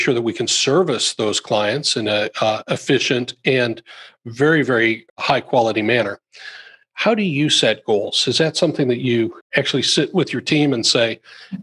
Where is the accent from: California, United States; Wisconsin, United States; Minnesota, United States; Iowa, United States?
Iowa, United States; I grew up in Iowa